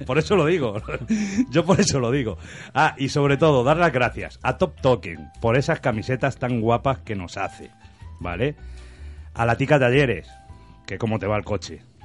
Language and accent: Spanish; A Coruña, Galicia, Spain; now in Rubí, Spain; Necesito oler mi tierra y oler mi Coruña.